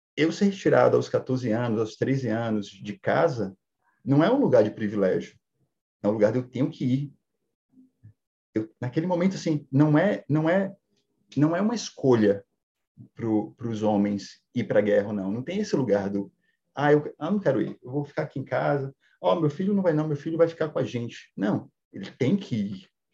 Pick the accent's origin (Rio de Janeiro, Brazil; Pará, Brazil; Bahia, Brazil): Bahia, Brazil; Salvador; eu sou da periferia de Salvador, é, porém, uma criação muito machista